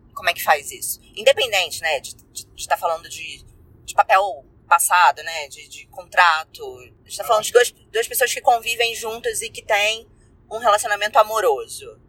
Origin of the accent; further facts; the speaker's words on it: Rio de Janeiro, Brazil; sou carioca